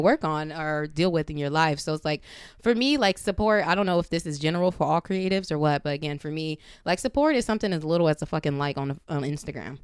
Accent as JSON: {"language": "English", "town": "Compton", "region": "California", "country": "United States", "tie": "born or raised there", "said": "I'm from Compton."}